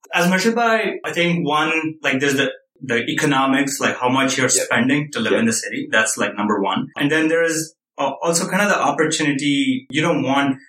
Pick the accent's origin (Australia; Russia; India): India; moved away as an adult; now in United States; I came from India, like where communal housing, like living in tight quarters was pretty, like I was used